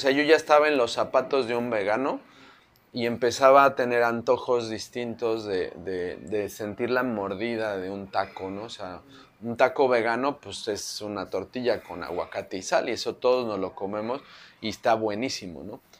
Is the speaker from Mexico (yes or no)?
yes; Mexico City, Mexico; soy de la Ciudad de México, ¿no? Entonces, pues nuestra nacionalidad nos la da no el lugar donde nacemos o donde vivimos, sino los sabores con los que crecemos, ¿no? Entonces, soy chilango